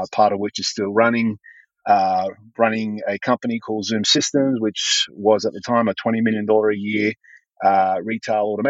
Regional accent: Sydney, New South Wales, Australia; moved away as an adult; now in California, United States; I grew up in Australia. I was born and raised.

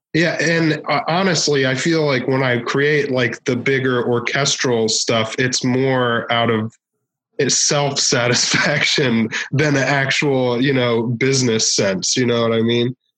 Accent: Northern Virginia, United States; now in Tokyo, Japan; I, am from um, Washington D.C. Okay. Actually, like Northern Virginia, right outside D.C.

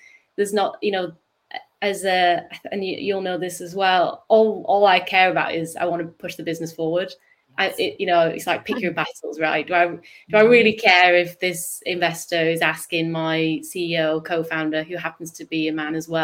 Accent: United Kingdom; accent: northern; my northern accent

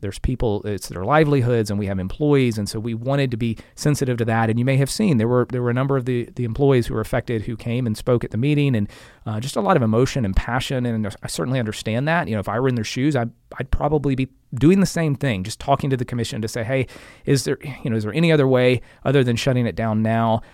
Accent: Bartow, Florida, United States; moved away as an adult; now in Lakeland, United States; I'm a Lakeland, proud Lakeland resident, but, um, I hail from Bartow, and, and Mister Dixon went to Union Academy. I went to Union Academy as well

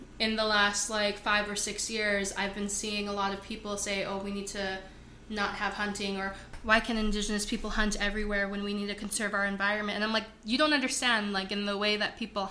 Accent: Redwater, Alberta, Canada; also born or lived in Lac La Biche, Alberta; I didn't grow up in Lac La Biche. I grew up in Redwater, and Redwater, it's still north.

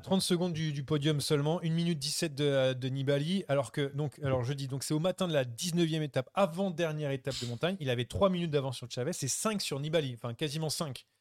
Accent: France; on est français

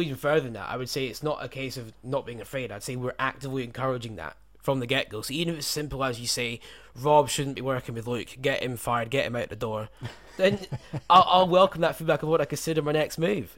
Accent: United Kingdom; in the U K where I was growing up

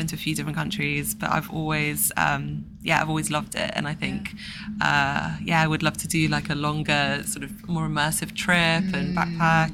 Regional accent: Somerset, South West England, United Kingdom; now in London, United Kingdom; I grew up in Somerset

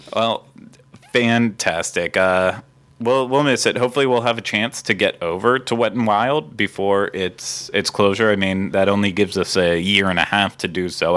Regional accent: Pennsylvania, United States; moved away; so I grew up in Pennsylvania

